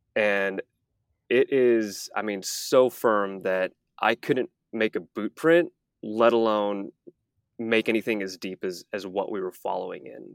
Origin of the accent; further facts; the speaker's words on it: Texas, United States; moved away as an adult; also born or lived in Malibu, California; I, I grew up in Texas